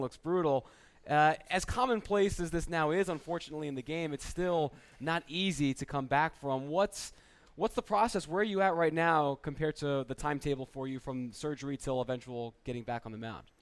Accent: New Jersey, United States; accent: Jersey; moved away; my Jersey accent came through

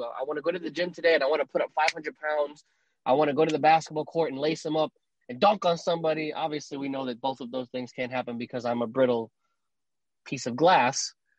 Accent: New York City, New York, United States; as a kid growing up in the Bronx

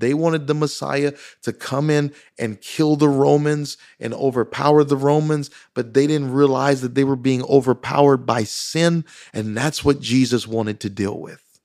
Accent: Louisiana, United States; me growing up in Louisiana, I didn't have, uh, close friends

